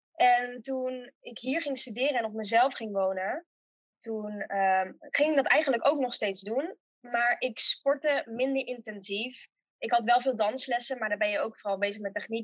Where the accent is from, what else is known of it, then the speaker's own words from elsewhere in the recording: Uden, North Brabant, Netherlands; also born or lived in Tilburg; geboren en getogen in Uden